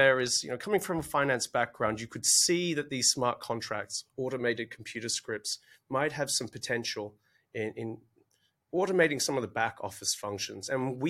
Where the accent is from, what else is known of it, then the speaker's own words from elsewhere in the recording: Australia; accent: Australian; you'll have to forgive my originally Australian accent